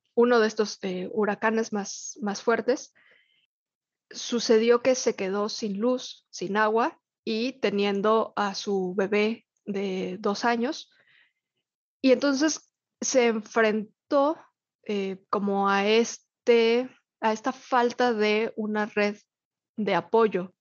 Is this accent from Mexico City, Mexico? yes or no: yes; Mexico City, Mexico; moved away as an adult; also born or lived in Cuernavaca, Mexico; now in Mérida, Mexico; reconocerme capitalina, nacida en Ciudad de México